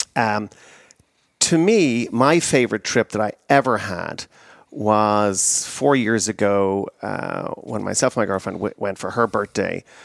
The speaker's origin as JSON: {"language": "English", "country": "Ireland", "tie": "born or raised there", "moved": "as an adult", "lives_now": "United States", "said": "I emigrated from Ireland to America in nineteen ninety-three."}